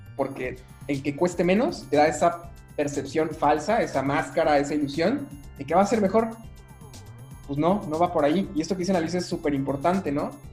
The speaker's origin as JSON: {"language": "Spanish", "country": "Mexico", "said": "yo como mexicano"}